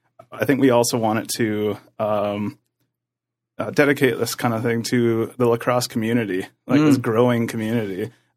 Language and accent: English; Six Nations, Ontario, Canada